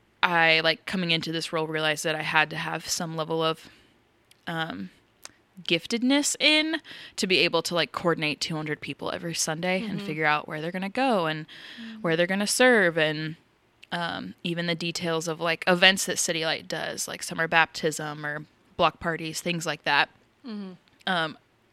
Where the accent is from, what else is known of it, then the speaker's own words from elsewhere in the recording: Omaha, Nebraska, United States; I am from Omaha. Nebraska.